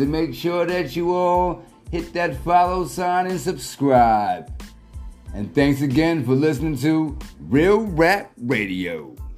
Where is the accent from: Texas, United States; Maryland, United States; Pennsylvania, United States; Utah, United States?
Pennsylvania, United States; Philadelphia; Philadelphia born.